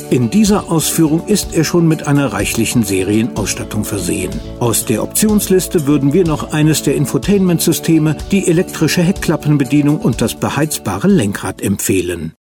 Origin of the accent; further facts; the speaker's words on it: Germany; Bei uns in Deutschland sagt man meistens Skoda mit langgezogenem O.